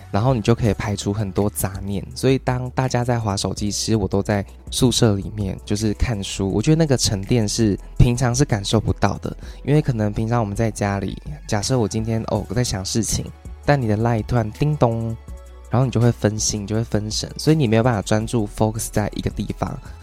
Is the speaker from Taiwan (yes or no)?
yes; Taiwan; 我很热衷于让大家知道我是台湾人